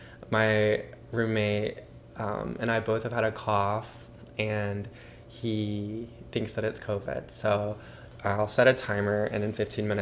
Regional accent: Madison, Mississippi, United States; I went to a public school in Mississippi

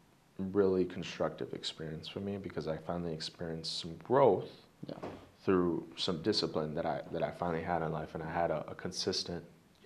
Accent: Greenfield, United States; I'm over here in Greenfield

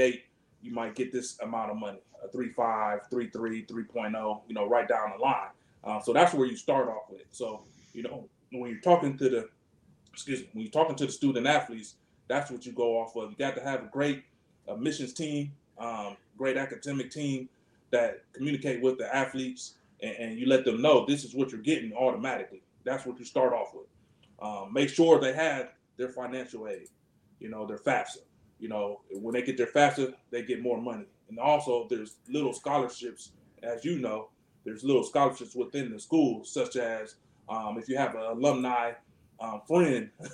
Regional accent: Cleveland, Ohio, United States; I'm from the Cleveland area, as far as where I went to school

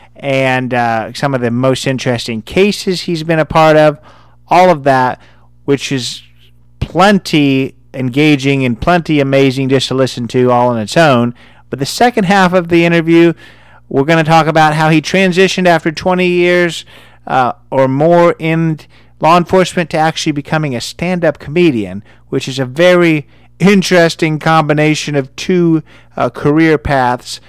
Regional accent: Indiana, United States; I'm from Indiana.

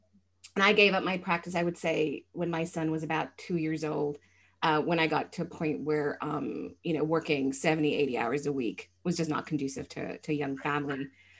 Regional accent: Malaysia; So I went to an international school. I'm actually from Malaysia.

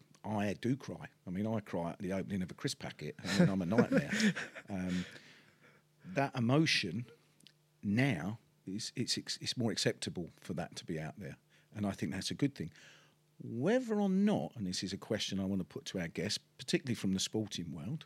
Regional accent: London, United Kingdom; accent: Cockney; I come from the East End of London. I was born in Bart's Hospital, which in the sound of Bow Bells, and that makes me a true Cockney.

